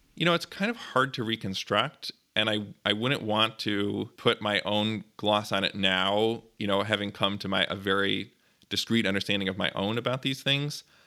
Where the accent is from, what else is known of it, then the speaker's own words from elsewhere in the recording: Glencoe, Illinois, United States; also born or lived in Highland Park, Illinois; now in New Haven, United States; I was born in Highland Park, Illinois, and I grew up nearby in Glencoe